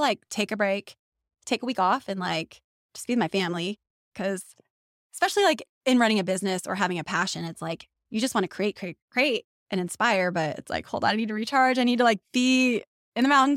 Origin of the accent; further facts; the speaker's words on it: Elk Valley, California, United States; also born or lived in Santa Clarita; I'm from the Elk Valley